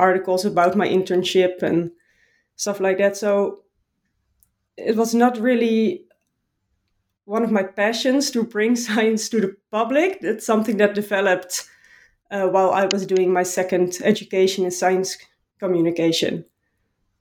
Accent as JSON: {"language": "English", "region": "Utrecht", "country": "Netherlands", "tie": "born or raised there", "said": "I was joining an athletics club in my hometown in Utrecht"}